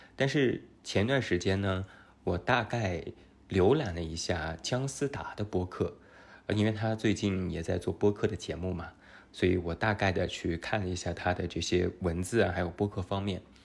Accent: Taiyuan, Shanxi, China; accent: Taiyuan Mandarin; also born or lived in Beijing; 有一点太原普通话的口音

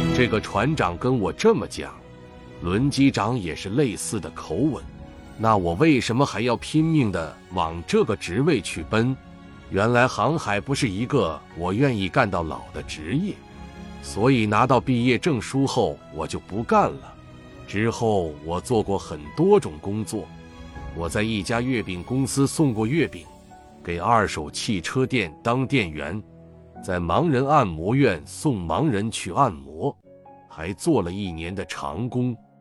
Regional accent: Taiwan; 我在台湾出生

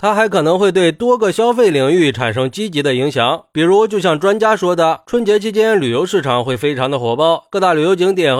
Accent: China; 毕竟春节对我们中国人来说，那是最重要的一个传统节日了

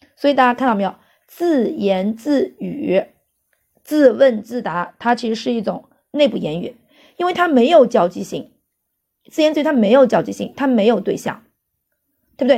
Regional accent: China; 在我们中国

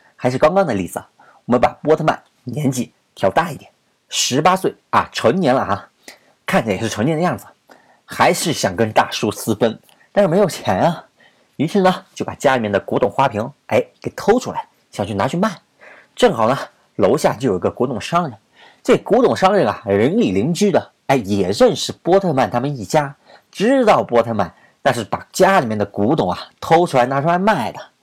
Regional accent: China; 咱们都是中国人

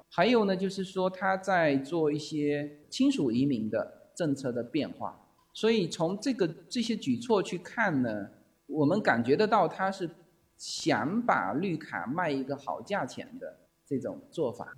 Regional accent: Fuzhou, Fujian, China; now in Los Angeles, United States; 我们福州人很爱吃那个海蜇皮

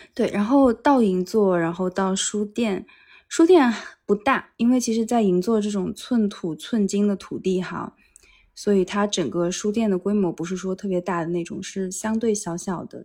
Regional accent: Wuxi, Jiangsu, China; now in Tokyo, Japan; 我是无锡人嘛，我们那边的姬昌园

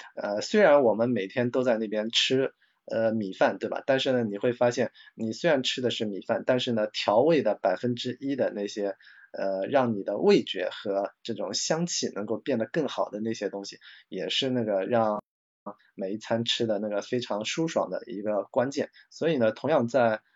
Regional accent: China; 我们中国人

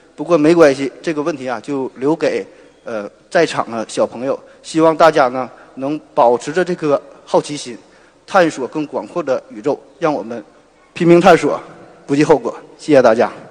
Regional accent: Shenyang, Liaoning, China; accent: Northeastern; 我来自东北沈阳，所以说话这个口音可能会浓重一些

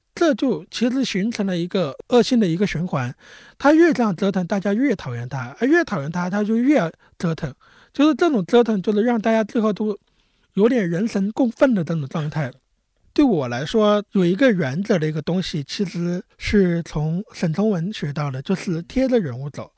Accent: Wuxue, Hubei, China; now in Beijing, China; 但你整个家族都是我们本地五血人

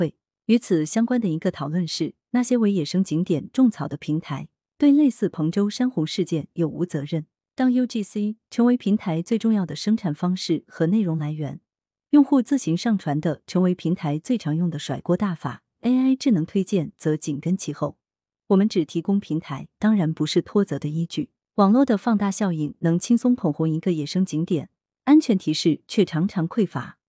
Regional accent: Sichuan, China; 我们四川人就是在洪水中也能血战到底

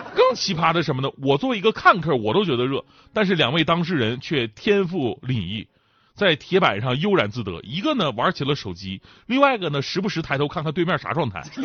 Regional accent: Northeast China, China; 作为一个东北人呐

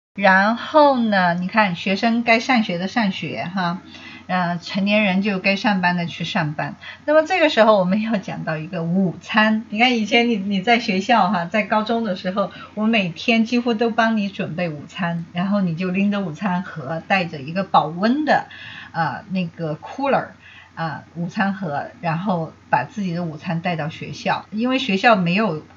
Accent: China; 我们中国人

